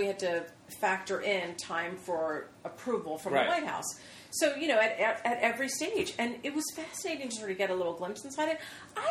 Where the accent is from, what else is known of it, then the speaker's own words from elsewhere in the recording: Philadelphia, Pennsylvania, United States; I grew up in Philadelphia, which, like, it's not that far.